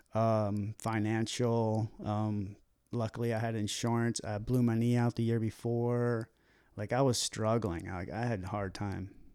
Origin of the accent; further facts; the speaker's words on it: Baltimore, Maryland, United States; moved away; I grew up in Baltimore